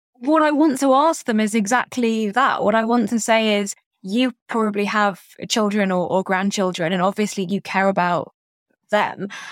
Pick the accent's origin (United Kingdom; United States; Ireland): United Kingdom; London; where I grew up in Barnet in North London